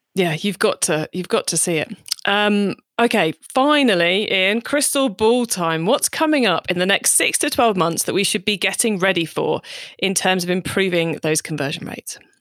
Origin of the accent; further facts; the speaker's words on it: United Kingdom; we're both British